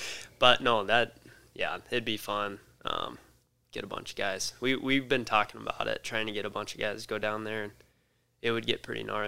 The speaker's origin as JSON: {"language": "English", "town": "Scotts Bluff", "region": "Nebraska", "country": "United States", "said": "Scotts Bluff, Nebraska."}